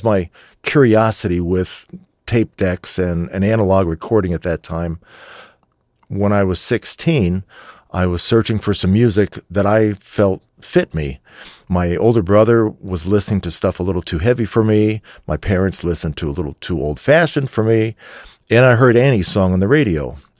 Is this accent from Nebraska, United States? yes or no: no; Warren Township, New Jersey, United States; I'm from Warren Township, New Jersey